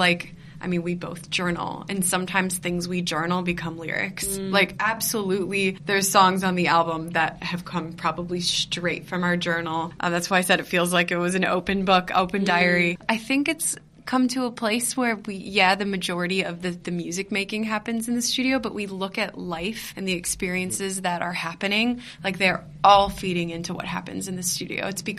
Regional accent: United States; female who grows up in America, we were raised Muslim, yeah. we're half Pakistani.

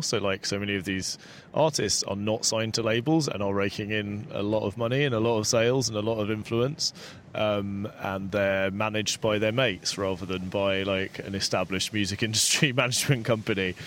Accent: London, United Kingdom; when I was growing up in South London

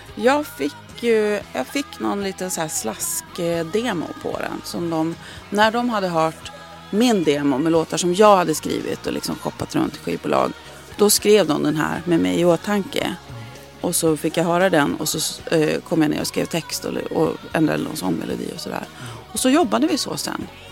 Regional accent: Skellefteå, Västerbotten County, Sweden; moved away as an adult; also born or lived in United States; now in Stockholm, Sweden; Jag, jag trivdes bra i Skellefteå, men jag hade liksom alltid sedan väldigt unga år haft det i mig att jag skulle flytta

